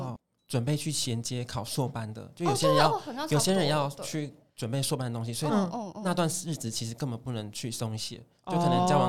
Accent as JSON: {"language": "Chinese", "town": "Jianshi", "region": "Hsinchu County", "country": "Taiwan", "said": "我来自坚石乡，哦哦，就是是那种早晨真的可以听到就是公鸡在叫你起床那种，然后你可能走出去，可能夏天的时候走出去就哎有一只蛇在地板上爬，"}